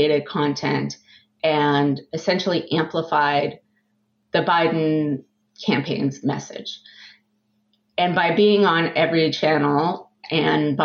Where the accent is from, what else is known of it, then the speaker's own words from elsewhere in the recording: Southern California, United States; moved away as an adult; also born or lived in San Francisco / Boston, Massachusetts; now in Massachusetts, United States; I grew up in Southern California